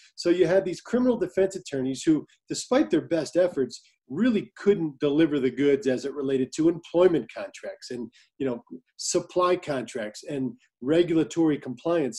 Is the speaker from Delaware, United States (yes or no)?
no; New Jersey, United States; now in Colorado, United States; New Jersey, my home state where I'm from